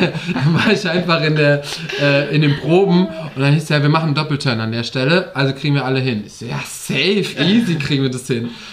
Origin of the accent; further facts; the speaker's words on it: Westerwald, Rhineland-Palatinate, Germany; moved away; da habe ich noch im Westerwald gewohnt, da wo ich herkomme, Rheinland-Pfalz.